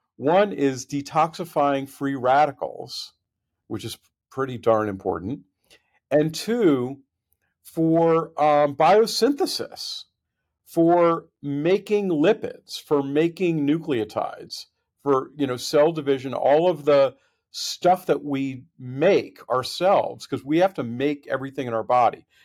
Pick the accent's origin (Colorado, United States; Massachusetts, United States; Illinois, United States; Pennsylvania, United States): Massachusetts, United States; Boston; moved away as an adult; also born or lived in Connecticut / California; I'm from the Boston area, grew up in, in New England